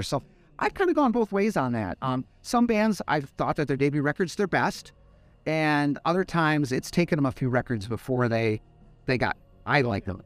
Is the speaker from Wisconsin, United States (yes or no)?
yes; Madison, Wisconsin, United States; moved away as an adult; now in Fort Wayne, United States; I am from Madison, Wisconsin